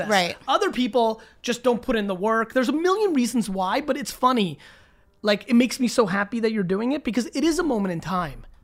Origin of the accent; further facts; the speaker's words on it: Fort Worth, Texas, United States; Uh, Fort Worth.